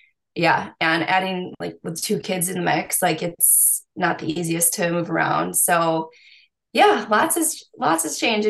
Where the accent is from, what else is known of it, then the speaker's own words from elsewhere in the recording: United States; I'm from the States